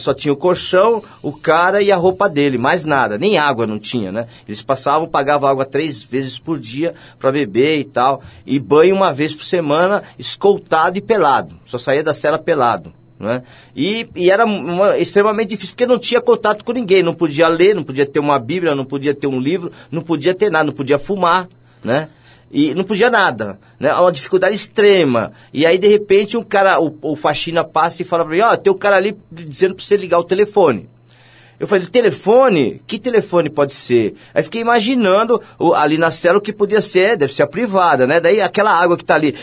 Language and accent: Portuguese; São Paulo, Brazil; eu morava na Vila Maria